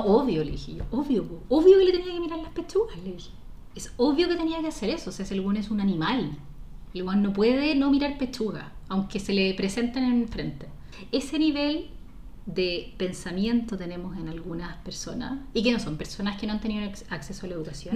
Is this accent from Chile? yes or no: yes; Chile; ese conservadurismo que nos, que nos caracteriza mucho como sociedad chilena